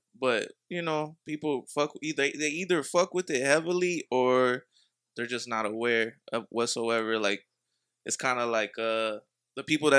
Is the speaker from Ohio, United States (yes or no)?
yes; Dayton, Ohio, United States; I'm from Dayton Ohio.